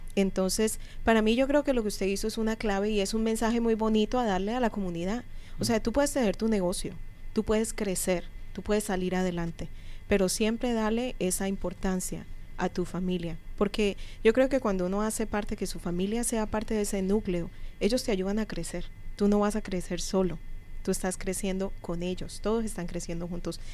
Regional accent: Colombia; now in United States; Yo por lo menos vengo de Colombia

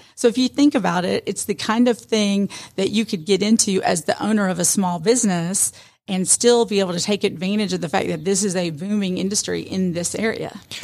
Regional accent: Atlanta, Georgia, United States; now in Rome, United States; living and growing up in Atlanta

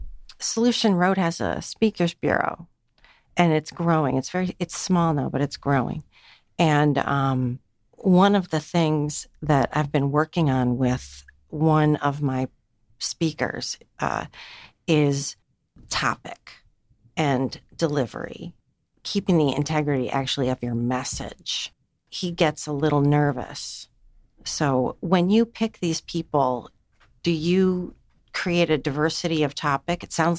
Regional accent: Buffalo, New York, United States; I'm from Buffalo.

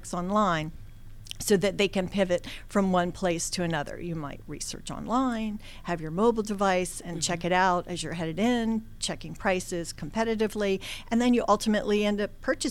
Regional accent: Washington, District of Columbia, United States; I was born and raised in Washington, D.C.

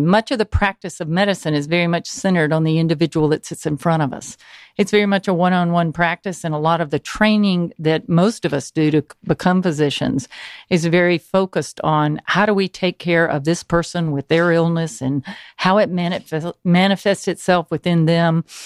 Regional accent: Newnan, Georgia, United States; I grew up in Noonan, Georgia

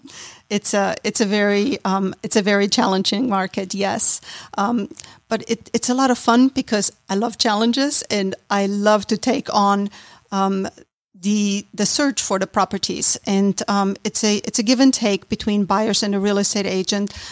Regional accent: Austria; moved away as an adult; now in Roswell, United States; I was born and raised in Austria

